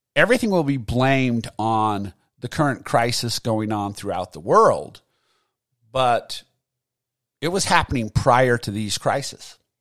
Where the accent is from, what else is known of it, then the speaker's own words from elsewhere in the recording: United States; as American citizens